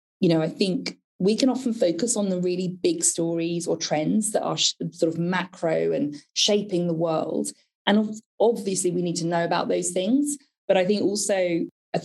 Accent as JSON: {"language": "English", "country": "United Kingdom", "said": "how British I was"}